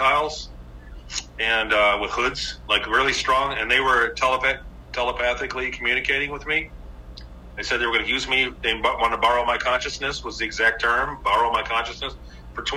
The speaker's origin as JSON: {"language": "English", "region": "Michigan", "country": "United States", "tie": "born or raised there", "said": "growing up in Michigan"}